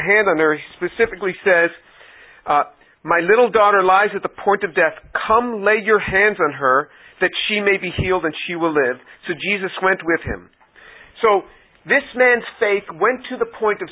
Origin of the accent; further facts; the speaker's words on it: United States; I was the speaker from the United States